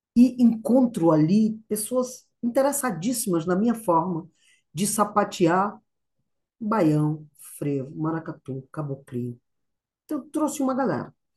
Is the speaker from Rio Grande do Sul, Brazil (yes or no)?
no; Ceará, Brazil; also born or lived in Cariri / New York; sou nordestina, sou eu, eu sou lá do Ceará